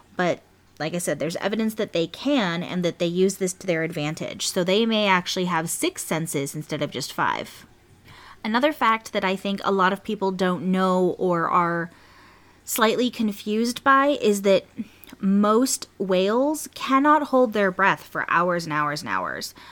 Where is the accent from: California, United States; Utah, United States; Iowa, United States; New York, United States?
California, United States; born or raised there